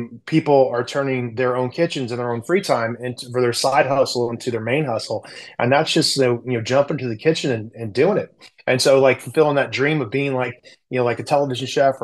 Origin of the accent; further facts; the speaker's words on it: the South, United States; I grew up in the South